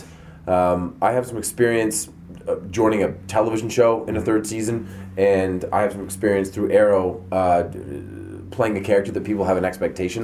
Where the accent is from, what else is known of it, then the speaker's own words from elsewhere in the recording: Canada; I'm Canadian. I'm Canadian